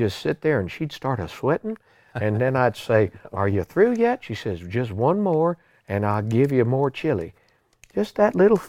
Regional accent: New England, United States; I'm from New England

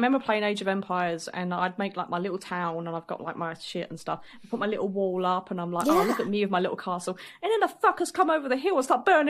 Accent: United Kingdom; I'm British.

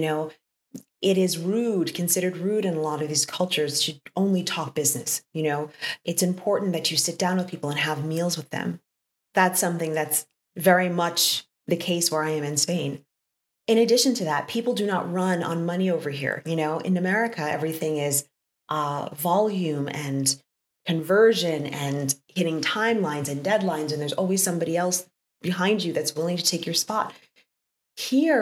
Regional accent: New York, United States; moved away as an adult; now in Europe; I come from New York

